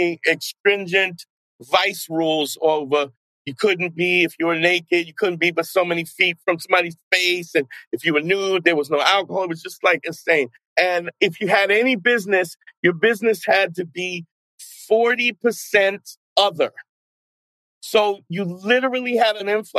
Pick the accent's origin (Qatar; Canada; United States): United States; New York City, New York; also born or lived in New Paltz, New York; a friend of a guy who I grew up with in Brooklyn